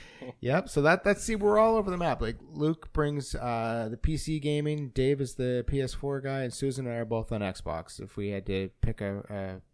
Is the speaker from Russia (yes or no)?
no; Canada; But I'm Canadian